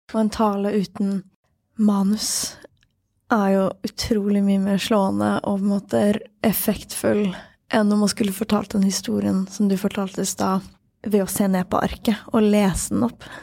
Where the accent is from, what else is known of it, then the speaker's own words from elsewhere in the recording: Sweden; Norwegian is a second language; moved away; jeg er svensk og lettere språkforvirra